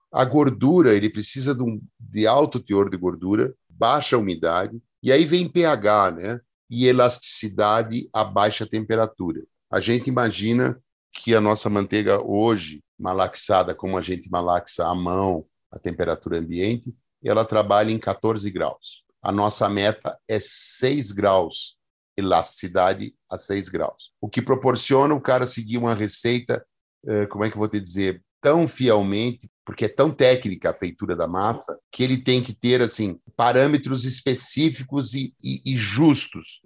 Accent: Gaúcho, Rio Grande do Sul, Brazil; eu acho que eu sou gaúcho

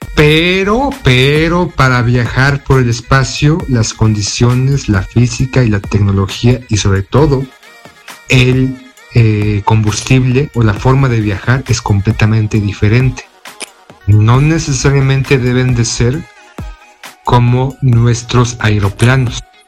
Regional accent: Mexico; nuestro ufólogo de cabecera aquí en México

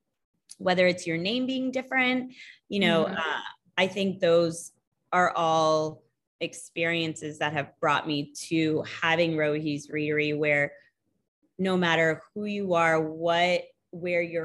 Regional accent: Texas, United States; also born or lived in India; now in West Palm Beach, United States; I moved to Texas with my family when I was young

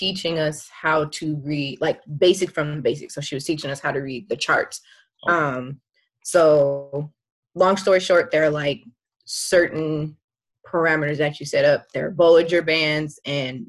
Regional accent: California, United States; moved away as an adult; now in Northern Virginia, United States; I am from California. But currently living in Virginia

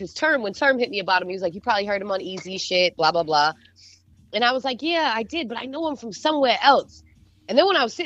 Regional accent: Beverly, Massachusetts, United States; accent: Boston; moved away as an adult; also born or lived in Lawrence, Massachusetts / Cambridge, Massachusetts / Virginia; now in Los Angeles, United States; I am from Massachusetts. I was born in Beverly. I lived between Beverly, Lawrence, and Cambridge. So you know that's where I'm from. I live in LA now

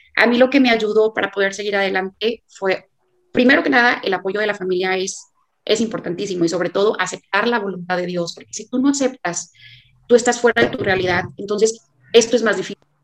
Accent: Monterrey, Nuevo León, Mexico; soy de Monterrey

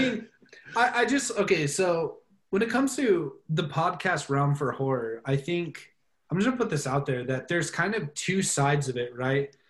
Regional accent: United States; as an American

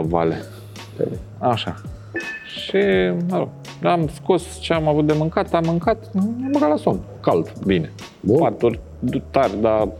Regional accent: Bucharest, Romania; România. București

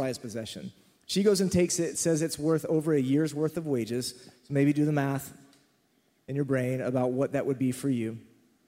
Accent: Texas, United States; I remember sitting in Southern Baptist Church growing up in Texas

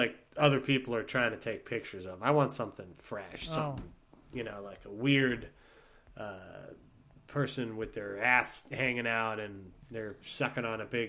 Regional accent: Youngstown, Ohio, United States; I'll be like, I'm from Youngstown, Ohio, and I came all the way here.

